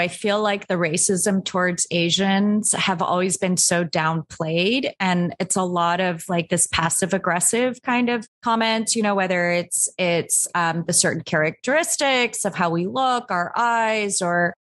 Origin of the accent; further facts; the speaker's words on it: Anchorage, Alaska, United States; growing up in the US and we all grew up in Anchorage, Alaska. So I guess kind of close to Canada